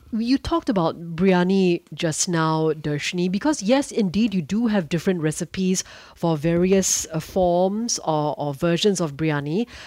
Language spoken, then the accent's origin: English; Singapore; As a Singaporean